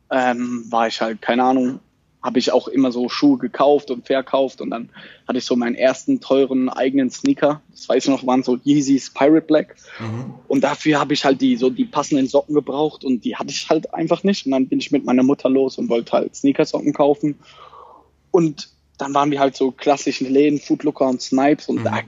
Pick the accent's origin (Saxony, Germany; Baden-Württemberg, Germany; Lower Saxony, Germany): Baden-Württemberg, Germany; ich komme aus der Nähe von Mannheim, Heidelberg.